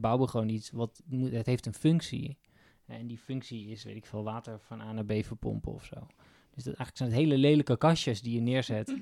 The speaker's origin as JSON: {"language": "Dutch", "area": "Kop van Noord-Holland", "region": "North Holland", "country": "Netherlands", "said": "Ik kom bij de kop van Noord-Holland"}